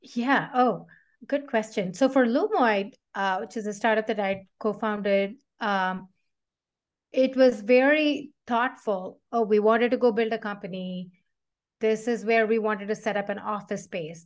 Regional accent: South India, India; I grew up in South India

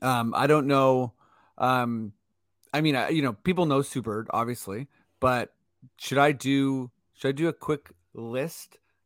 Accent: Toronto, Ontario, Canada; And since we're from Toronto, we don't necessarily have a team

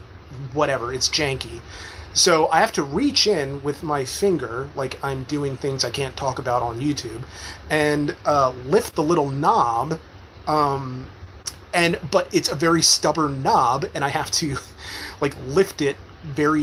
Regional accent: West Reading, Pennsylvania, United States; West Reading, Pennsylvania, it is my hometown. I grew up there

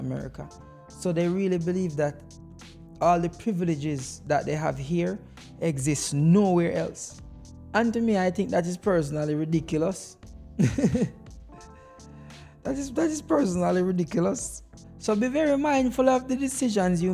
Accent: Jamaica; now in United States; as a Jamaican man

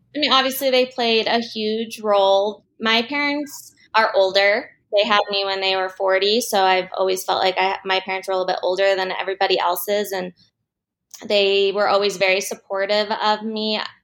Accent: Denver, Colorado, United States; I grew up in Denver. I still live here

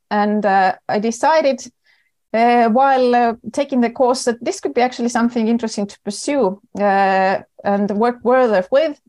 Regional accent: Estonia; accent: typical for Estonians and Finns; English is a second language; moved away as an adult; also born or lived in Oslo, Norway; I am originally Estonian

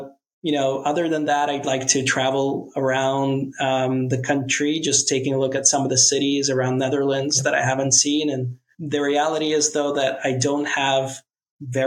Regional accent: New York, United States; I'm from New York originally

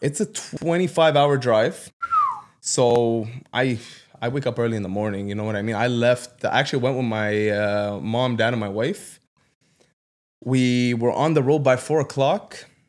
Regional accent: Ottawa, Ontario, Canada; I grew up in Ottawa South

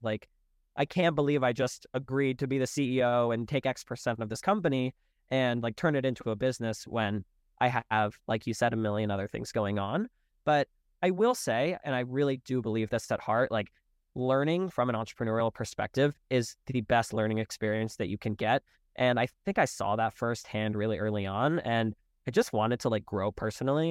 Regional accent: Charlotte, North Carolina, United States; moved away; I'm originally from Charlotte

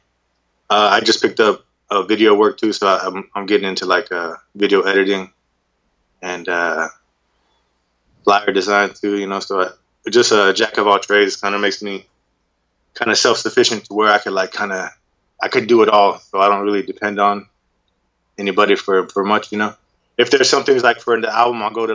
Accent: Oceanside, California, United States; I'm from Oceanside, California, born and raised.

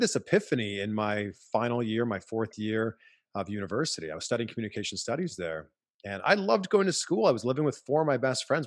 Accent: Pickering, Ontario, Canada; I was four years old growing up in Pickering, Ontario, Canada

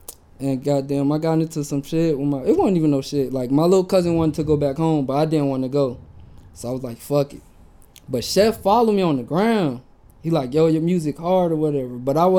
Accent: Virginia, United States; moved away as an adult; now in Orange County, United States; I moved out here from Virginia.

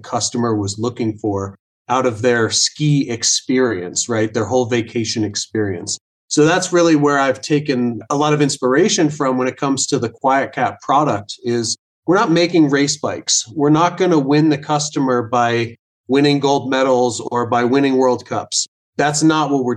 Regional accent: Vail, Colorado, United States; I was born and raised here in Vail, Colorado, right in the middle of the Rocky Mountains

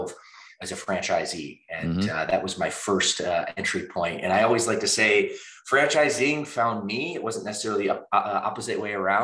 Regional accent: Midwest, United States; moved away as an adult; now in California, United States; We're both from the Midwest

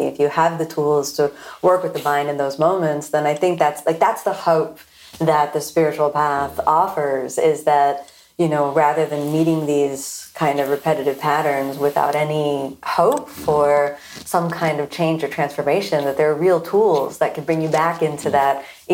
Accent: Florida, United States; I'm born and raised in Florida

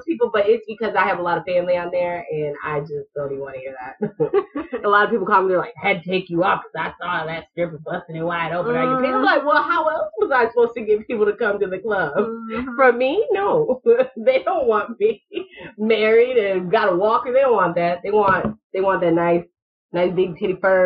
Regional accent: Michigan, United States; now in Florida, United States; I'm from Michigan

